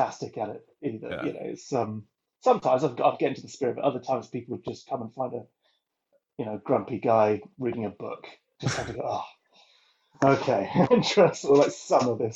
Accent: North Wales, United Kingdom; moved away; I'm from North Wales originally, which is a very rural landscape

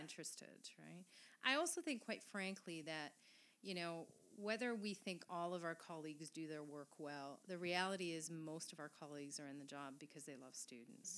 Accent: Quebec, Canada; first language French; English is a second language; moved away; I was raised in Quebec. My mother tongue is French.

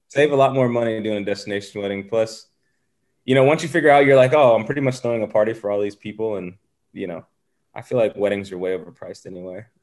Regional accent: the South, United States; growing up in the South playing a predominantly white sport

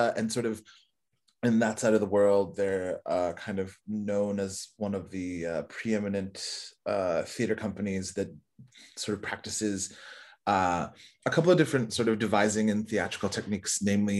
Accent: South Korea; born there; also born or lived in Canada; So I lived there for a short while when I was younger as well. {S2} Nice. {S1} Even though I was born in Korea.

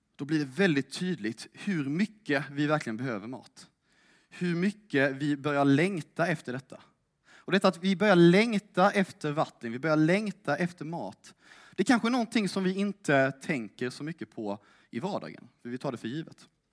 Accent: Älmhult, Kronoberg County, Sweden; moved away as an adult; now in Lund, Sweden; jag kommer från Småland. Älmhult närmare bestämt

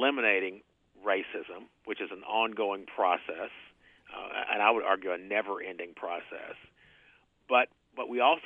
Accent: Fort Smith, Arkansas, United States; moved away as an adult; now in Tulsa, United States; I grew up in Fort Smith, Arkansas, which is a town that's on the Arkansas-Oklahoma border

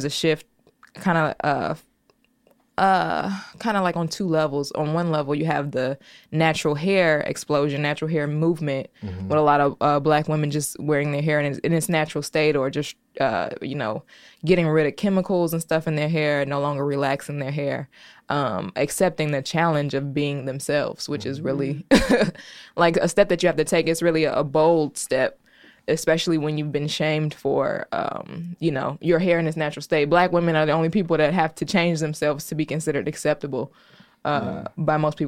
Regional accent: Chicago, Illinois, United States; I'm from the South Side. I grew up two places. The first half of my life, I grew up in the neighborhood that's affectionately titled Terrortown on 80th and Essex. And then from there, I moved to 70th and Kimbark

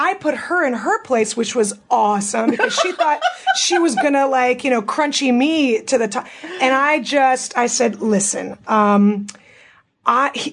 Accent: Russia; moved away; I was born in Russia, right? We're born in Soviet Union

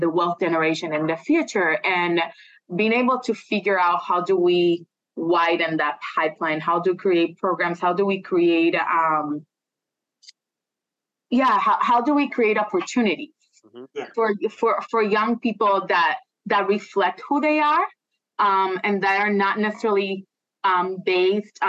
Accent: Puerto Rico; moved away as an adult; I'm originally from Puerto Rico. So I came here when I was 21 to do my graduate degree.

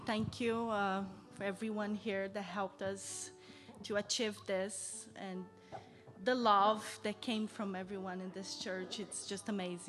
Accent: Brazil; now in Canada; I'm from Brazil.

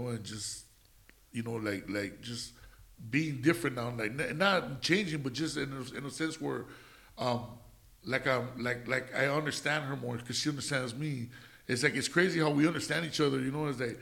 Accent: Los Angeles, California, United States; In Bull Heights off of, I lived, most of my life I lived in Indiana, by Indiana and 3rd Street.

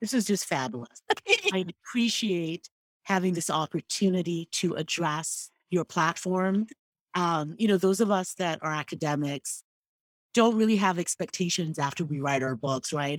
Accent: Igbo, Igboland, Nigeria; first language Igbo; English is a second language; I am Igbo. Mm, that is my nation.

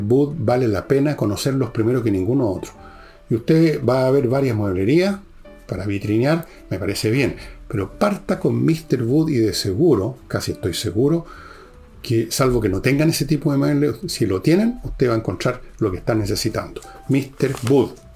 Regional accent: Chile

